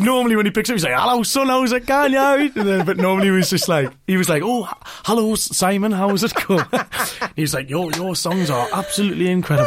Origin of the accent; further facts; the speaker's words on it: North Shields, North East England, United Kingdom; I'm from North Shields